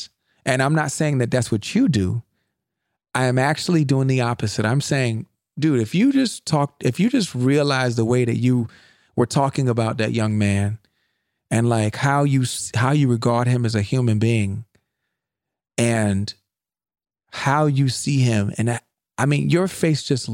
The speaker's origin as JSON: {"language": "English", "country": "United States", "said": "I'm an American"}